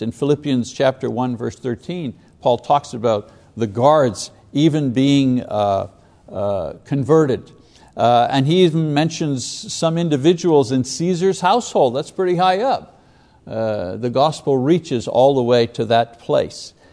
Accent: Quebec, Canada; I was a Catholic growing up in Quebec.

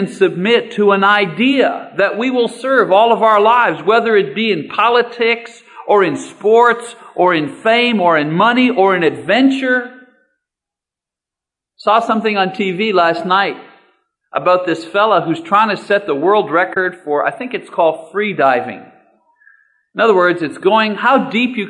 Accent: Canada; I'm a Canadian, but I consider myself part of North America

